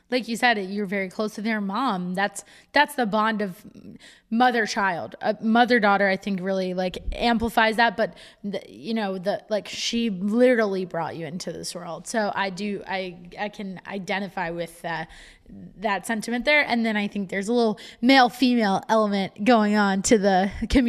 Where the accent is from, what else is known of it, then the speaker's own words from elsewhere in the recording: Westfield, New Jersey, United States; also born or lived in Cranford, New Jersey; I'm right currently sitting in Cranford, and I grew up in Westfield